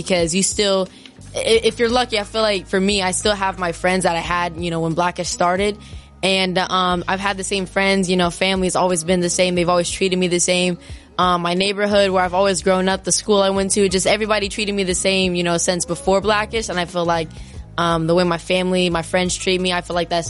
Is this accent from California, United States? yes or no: yes; California, United States; I'm from California.